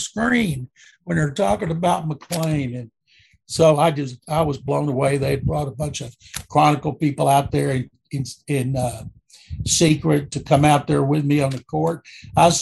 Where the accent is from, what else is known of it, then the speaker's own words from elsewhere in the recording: Waco, Texas, United States; moved away as an adult; now in Houston, United States; when I grew up in Waco